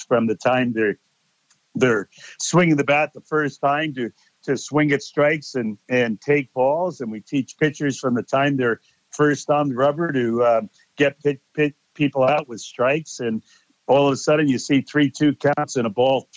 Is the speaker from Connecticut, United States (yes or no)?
yes; Connecticut, United States; I'm from Connecticut